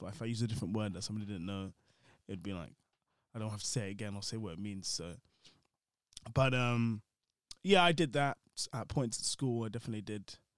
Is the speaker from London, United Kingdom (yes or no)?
yes; London, United Kingdom; growing up in London